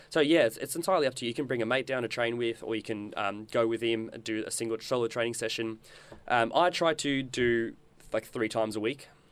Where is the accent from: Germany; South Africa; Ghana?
South Africa; now in Australia; I grew up in South Africa